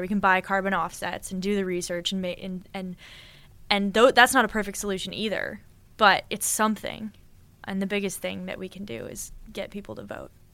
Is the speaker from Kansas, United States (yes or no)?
no; Boulder, Colorado, United States; moved away as an adult; now in California, United States; I'm from Boulder, Colorado, which is a very, like, a very white place